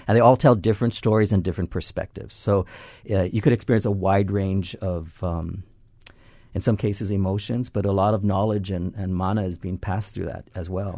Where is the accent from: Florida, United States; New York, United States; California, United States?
California, United States; Los Angeles; moved away as an adult; now in Hawaii, United States; I'm from Los Angeles, came here about ten, eleven years ago